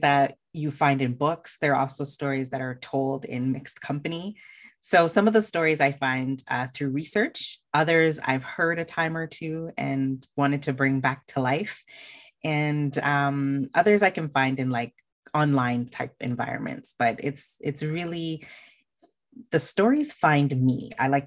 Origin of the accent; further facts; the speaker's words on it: Toronto, Ontario, Canada; also born or lived in Alberta; So I spent most of my time in Ontario, in Scarborough